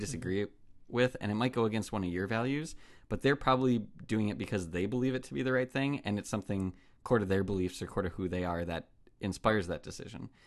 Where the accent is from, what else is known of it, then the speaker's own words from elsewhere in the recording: United States; as an American